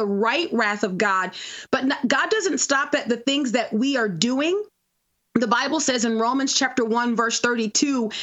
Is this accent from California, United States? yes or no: no; New Orleans, Louisiana, United States; moved away; I'm originally from New Orleans, and so Lent is a big deal in our town